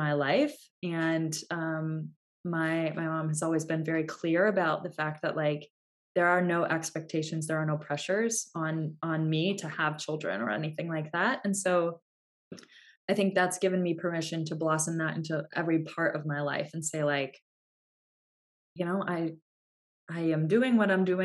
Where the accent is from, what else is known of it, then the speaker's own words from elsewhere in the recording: United States; we're American